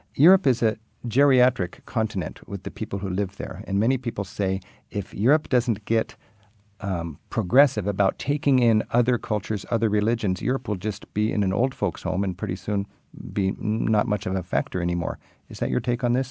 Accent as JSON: {"language": "English", "country": "United States", "said": "as an American visiting your country"}